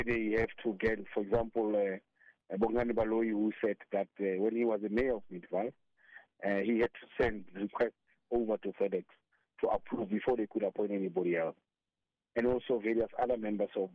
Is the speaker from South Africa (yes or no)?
yes; South Africa; As a South African